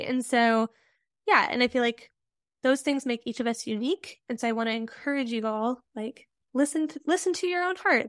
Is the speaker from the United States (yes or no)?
yes; Midwest, rural Nebraska, United States; I'm also a Midwesterner